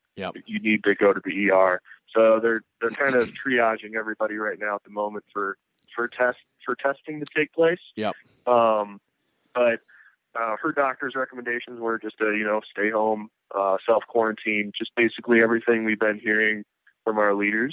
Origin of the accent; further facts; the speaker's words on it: Wisconsin, United States; now in Denver, United States; I'm originally from the Midwest in Wisconsin, and I grew up in that area